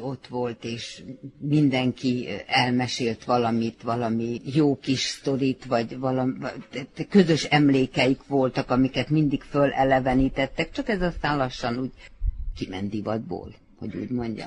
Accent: Čoka, Vojvodina, Serbia; moved away; én echte csókai születésű vagyok

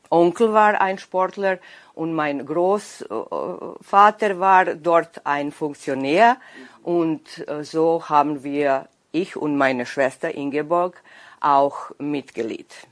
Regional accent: Bač, Vojvodina, Serbia; accent: Danube Swabian; Ich bin geboren in Bad, das ist ungefähr 60 Kilometer von Novi Sad. Und dort war ich im Haus mit meiner Oma

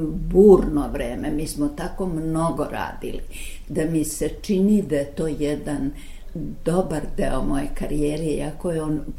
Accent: Belgrade, Serbia; also born or lived in Zagreb / Sarajevo / Novi Sad; mi smo došli u Beograd 33. godine, ja se osjećam na neki način Beograđanko. I vrlo mnogo, kad bih mogla da biram, bih rekla da sam Vojvođa

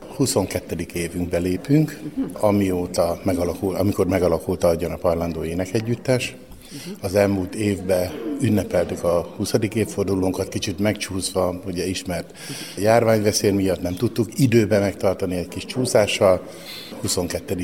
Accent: Hungary; Mi énekelni szerető magyar emberek vagyunk

